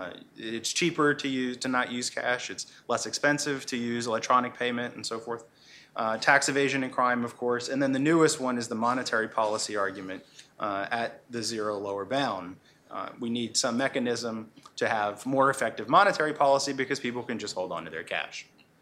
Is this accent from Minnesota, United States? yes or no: no; Louisiana, United States; I'm from Louisiana, so I actually was living in Louisiana when this happened.